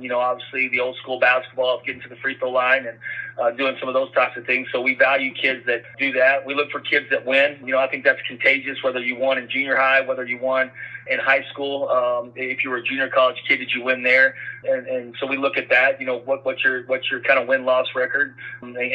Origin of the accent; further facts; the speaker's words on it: West Texas, United States; I grew up here in West Texas.